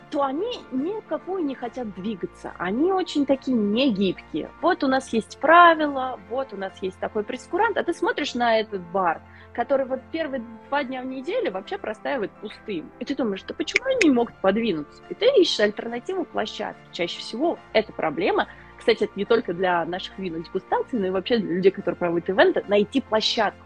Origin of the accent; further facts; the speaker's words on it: Nizhny Novgorod, Nizhny Novgorod Oblast, Russia; moved away as an adult; now in London, United Kingdom; Я сама из России, из Нижнего Новгорода